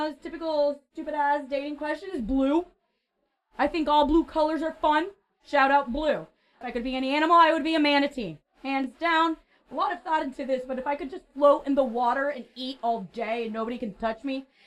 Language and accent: English; Orlando, Florida, United States; I'm from Orlando